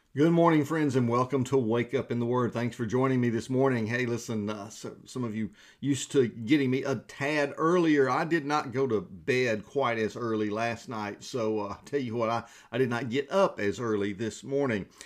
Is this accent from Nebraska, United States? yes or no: no; Georgia, United States; now in South Carolina, United States; we are from Georgia